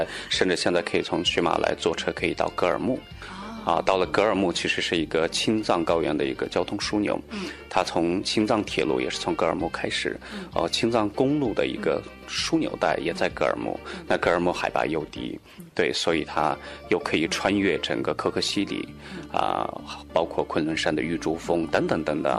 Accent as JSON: {"language": "Chinese", "town": "Qumarleb", "region": "Qinghai", "country": "China", "tie": "born or raised there", "also_born_or_lived": "Beijing", "second_language": "Chinese", "moved": "yes", "said": "其实我的家乡就比较远，呃，在青海玉树。"}